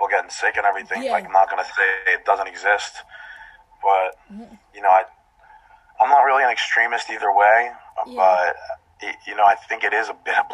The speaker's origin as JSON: {"language": "English", "region": "Florida", "country": "United States", "tie": "born or raised there", "also_born_or_lived": "East Hampton, Long Island", "said": "I've lived here my whole life"}